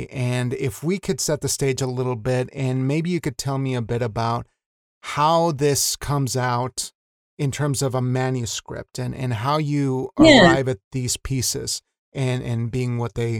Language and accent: English; Wyoming, United States; I was raised in a small town in Wyoming, you know, Mexican guy in the West.